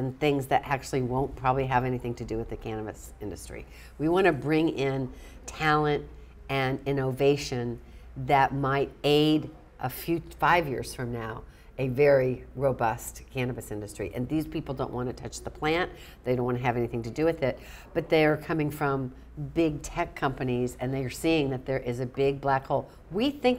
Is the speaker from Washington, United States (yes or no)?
no; Florida, United States; moved away; also born or lived in New Orleans, Louisiana; I'd go back home in Louisiana, and I was raised in Florida. My dad was a NASA guy